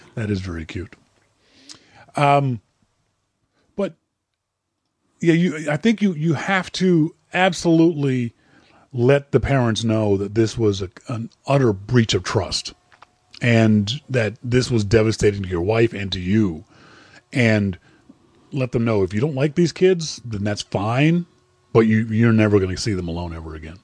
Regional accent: Nova Scotia, Canada; I'm from Nova Scotia, Nova Scotia, Canada.

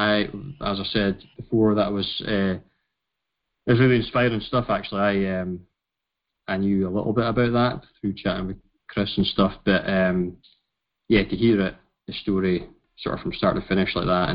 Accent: United Kingdom; we are British

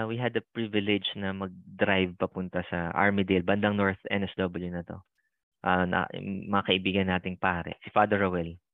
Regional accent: Philippines; moved away as an adult; now in Sydney, Australia; alam nilang Pinoy ako kasi tinagalog ako.

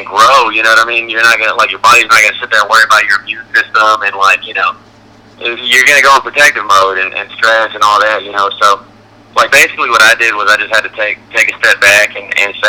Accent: Texas, United States; moved away as an adult; also born or lived in Boston / Nashville; Texas, like, you know, I spent the first 18 years of my life there, and I still miss it and I love it

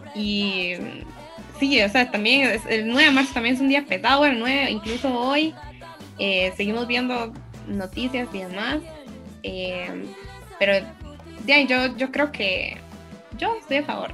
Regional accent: San Ramón, Alajuela, Costa Rica; quiero mucho a San Ramón y me siento moncheña

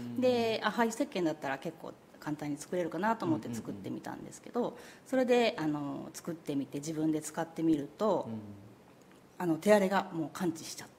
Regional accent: Miyazu, Kyoto, Japan; also born or lived in London / Vietnam; あの宮津で私生まれ

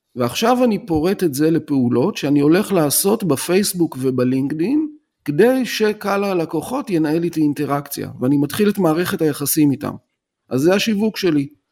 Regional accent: Tel Aviv, Tel Aviv District, Israel; now in Rishon LeZion, Israel; מתגורר בראשון לציון, אבל אני טוען שאני תל אביבי בנשמה, כי נולדתי בתל אביב

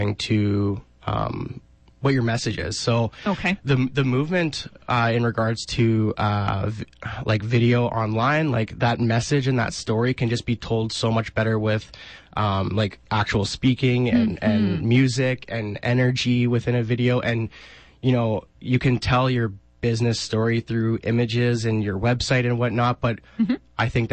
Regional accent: Regina, Saskatchewan, Canada; I'm from Regina, Saskatchewan. I was born and raised here.

